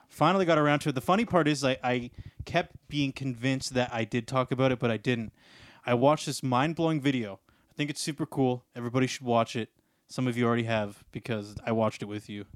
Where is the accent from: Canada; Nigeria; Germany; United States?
Canada; also born or lived in Ontario / British Columbia; I do like being a Canadian